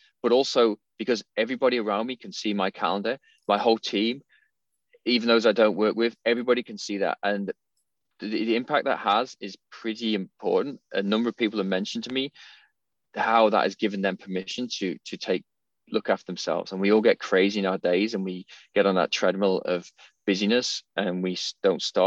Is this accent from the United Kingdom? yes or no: yes; England, United Kingdom; I'm from England, I'm a cup of tea guy